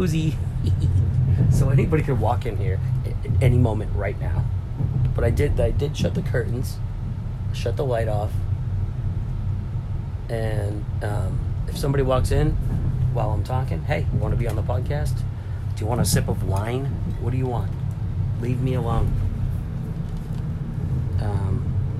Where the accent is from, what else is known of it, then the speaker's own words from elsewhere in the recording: Lynn, Massachusetts, United States; I am from Lynn